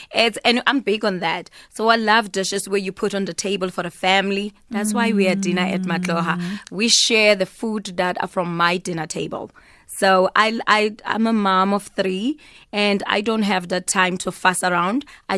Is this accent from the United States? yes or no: no; South Africa; because I'm South African